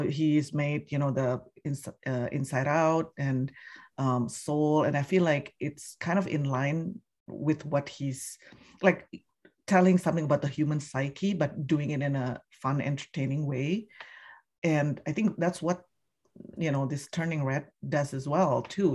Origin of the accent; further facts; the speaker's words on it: Indonesia; now in United States; I'm from Indonesia originally and I've been living here you know, over almost three decades now in the U S